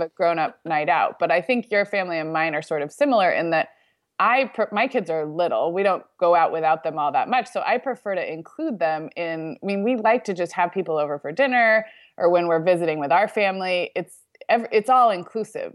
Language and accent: English; Santa Barbara, California, United States; moved away as an adult; We just were kind of tourists in my own hometown this week